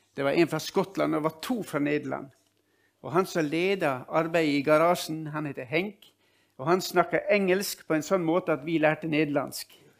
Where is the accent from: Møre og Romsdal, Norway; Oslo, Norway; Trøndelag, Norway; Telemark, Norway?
Møre og Romsdal, Norway; Ålesund; moved away; also born or lived in Nordland; Jeg er født og oppvokst i, i, Ålesund